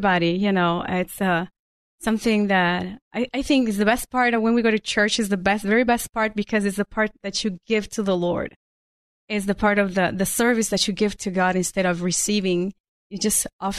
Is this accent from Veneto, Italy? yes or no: yes; Venice, Veneto, Italy; moved away as an adult; also born or lived in Houston area, United States; now in Houston, United States; I was born and raised in Italy, in the northern part of the country, in Venice